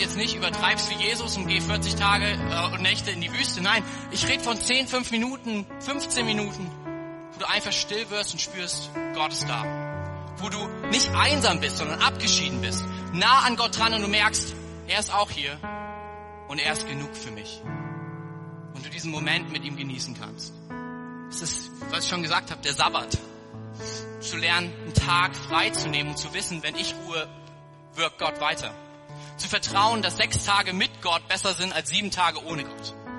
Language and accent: German; Germany; wir als Deutsche